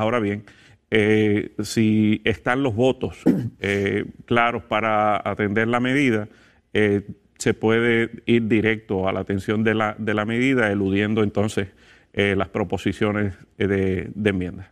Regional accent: Puerto Rico

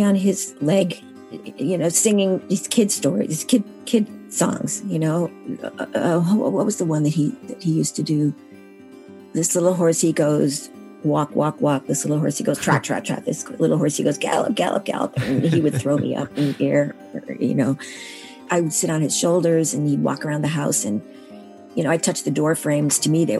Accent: Syracuse, New York, United States; now in Massachusetts, United States; I was born in Syracuse, New York, and now live in Massachusetts.

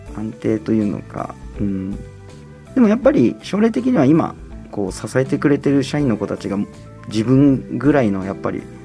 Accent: Minamibōsō, Chiba, Japan; moved away as an adult; now in Tokyo, Japan; 葉県の南房総の方ですね。下下の方です。南の方

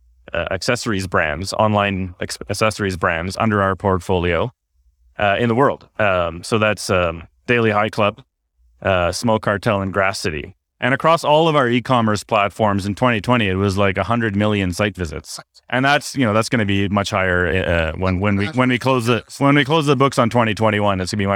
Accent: Canada; So as a Canadian, I felt the need to quote the greatest hockey player in history.

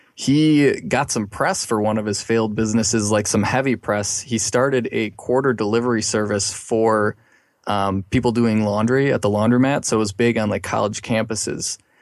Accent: Milwaukee, Wisconsin, United States; now in Madison, United States; I've been in Wisconsin all my life. I was from the Milwaukee area originally

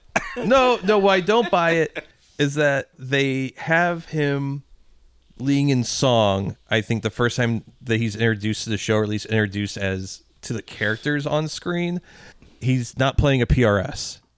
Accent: Midwest, United States; we grew up in the Midwest

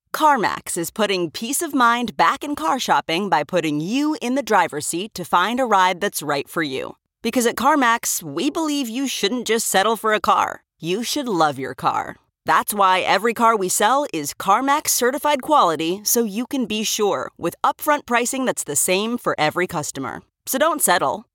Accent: Maryland, United States; I'm from Maryland, and I'm from a very, very small town in the middle of nowhere that's on the Chesapeake Bay

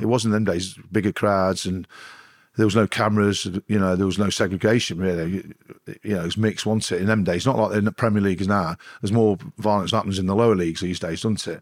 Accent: Nottingham, East Midlands, United Kingdom; I'm from Nottingham

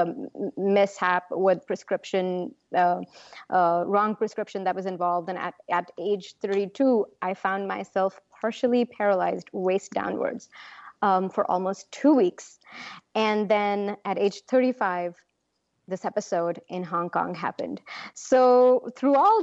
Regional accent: Punjab, India; My home state is Punjab

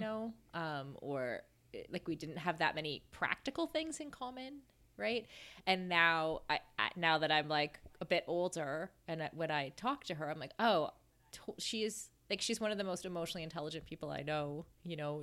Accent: Canada; moved away; we were, like, besties from, like, grade two until, kinda until I left Canada

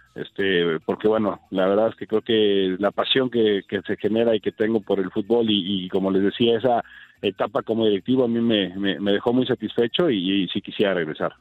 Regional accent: Mexico

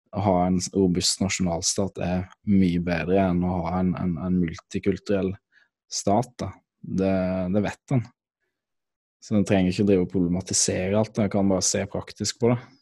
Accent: Norway; Jeg kommer fra Norge

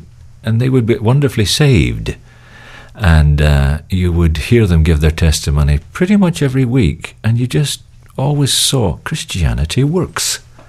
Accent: Belfast, Northern Ireland, United Kingdom; moved away; also born or lived in England / Netherlands / Hong Kong / Los Angeles; We're actually all Scots, but I was raised in Northern Ireland, in Belfast, actually, at the height of the Troubles in the 60s and 70s. And then I was educated in England, and I lived in Holland and Hong Kong and Los Angeles

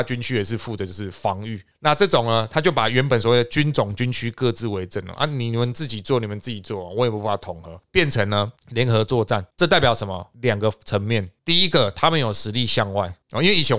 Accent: Taiwan; 我们台湾那边吵，我们兵役不要恢复一年。

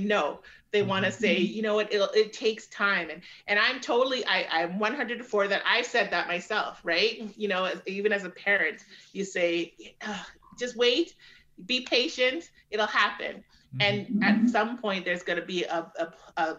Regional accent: Canada; I'm a Black woman living in Canada, a majority white surroundings, populations as I grew up. I grew up here. My family's from the Caribbean. We're the Canadian kids in my family because we're first generation.

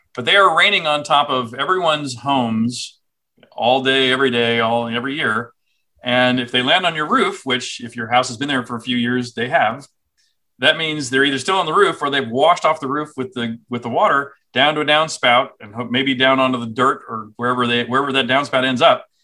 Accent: Houston, Texas, United States; also born or lived in Cambridge, England / Austin, Texas; I grew up in Texas. So I saw Houston, where I grew up

